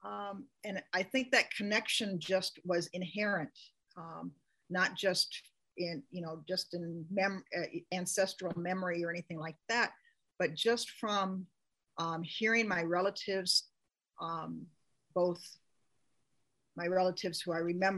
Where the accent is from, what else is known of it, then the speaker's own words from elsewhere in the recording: Seattle, Washington, United States; moved away as an adult; also born or lived in Juneau, Alaska; now in Petersburg, United States; I grew up in North Seattle